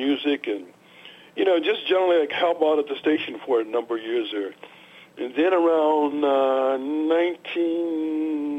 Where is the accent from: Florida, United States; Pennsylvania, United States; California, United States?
Pennsylvania, United States; Pittsburgh; I'm a Pittsburgh kid, and raised in Homewood